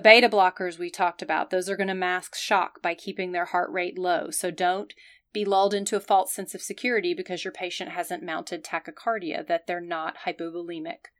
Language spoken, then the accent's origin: English; the South, United States; I'm from the South, where we tend to be formal